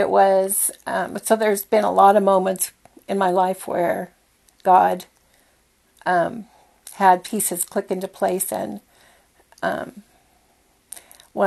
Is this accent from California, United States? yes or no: yes; Whittier, California, United States; I was born in 1946 in Whittier, California. And I was born into a solidly middle-class family